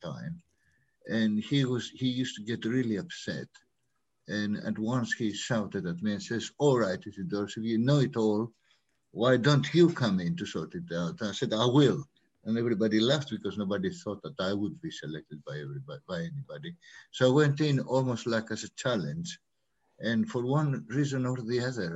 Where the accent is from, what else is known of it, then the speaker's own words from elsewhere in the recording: Greece; moved away as an adult; also born or lived in Africa; now in London, United Kingdom; I was born in Africa, of Greek origin, lived my early years in Greece. I studied there architecture and civil engineering before I came for postgraduate studies here